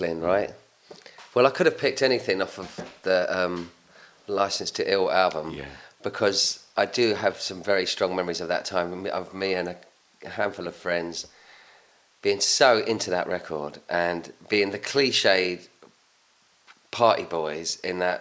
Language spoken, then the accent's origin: English; Hounslow, London, United Kingdom; also born or lived in Chiswick / Mortlake; I grew up in Hounslow